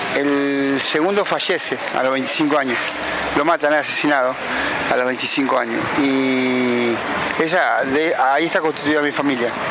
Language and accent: Spanish; Pergamino, Buenos Aires Province, Argentina; moved away as an adult; also born or lived in San Luis / Almagro, Buenos Aires; now in Buenos Aires, Argentina; nacido y criado en Pergamino, provincia de Buenos Aires